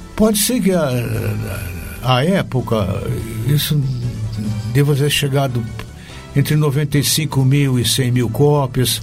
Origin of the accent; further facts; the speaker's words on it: Taubaté, São Paulo, Brazil; accent: Vale do Paraíba; moved away as an adult; now in São Paulo, Brazil; o meu sotaque de, de inglês do Vale do Paraíba